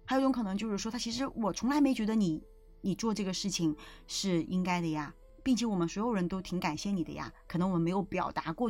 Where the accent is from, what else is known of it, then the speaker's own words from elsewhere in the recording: Beijing, China; 但是我并不认为，因为我是北京人，这个就变成了我必须要做的事情，